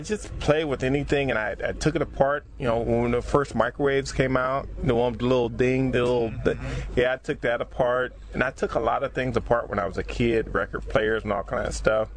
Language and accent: English; Compton, California, United States; I'm from Compton